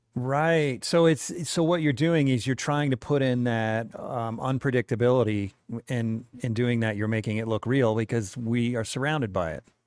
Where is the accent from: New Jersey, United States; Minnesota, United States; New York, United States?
New York, United States; New Windsor; now in Utah, United States; I was from New York